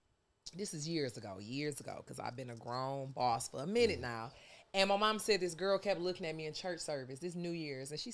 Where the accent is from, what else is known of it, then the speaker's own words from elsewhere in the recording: Detroit, Michigan, United States; moved away; I'm from Detroit.